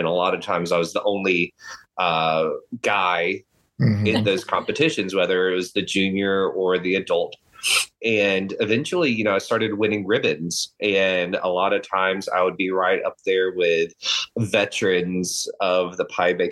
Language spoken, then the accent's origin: English; Eastern North Carolina, United States; now in Texas, United States; I grew up in Eastern North Carolina.